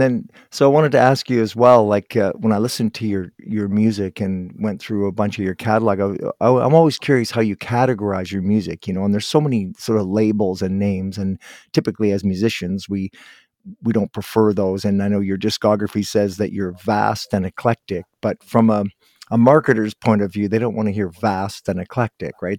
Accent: Guelph, Ontario, Canada; born and raised in Guelph

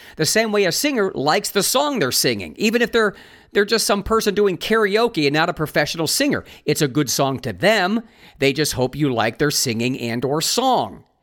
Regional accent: Ohio, United States; moved away as an adult; also born or lived in Los Angeles, United States; I moved back to my home state of Ohio

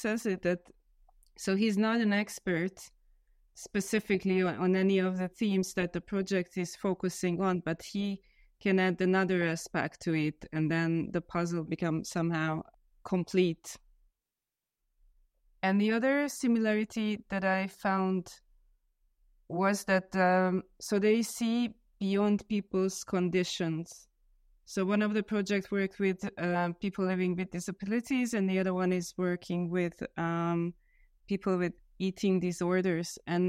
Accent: Hungary; English is a second language; now in Vienna, Austria; I am originally from Hungary. I currently live in Vienna

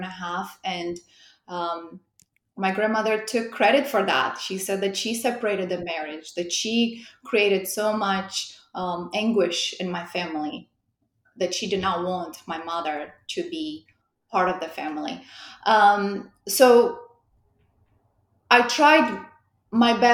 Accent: Moldova; accent: European; moved away as an adult; also born or lived in Romania; now in United States; I'm originally from Republic of Moldova.

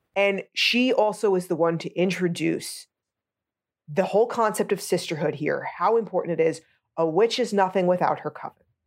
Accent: United States; I'm American

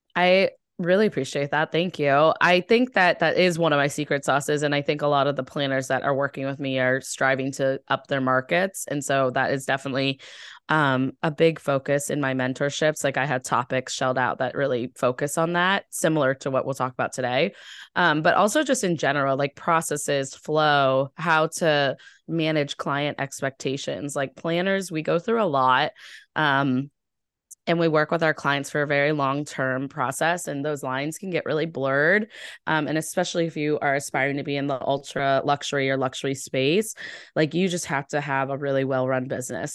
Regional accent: Ohio, United States; now in Boston, United States; I'm from Ohio, so I'm very, very, um, nice, I would say, and I live in East I, I live in the East Coast in Boston

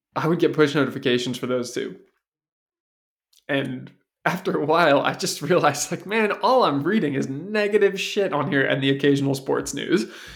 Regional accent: Seattle, Washington, United States; I was raised in Seattle

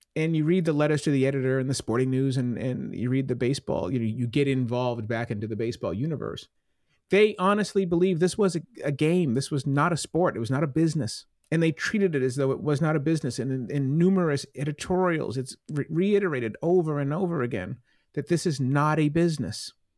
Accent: Plymouth, Massachusetts, United States; I grew up in Plymouth

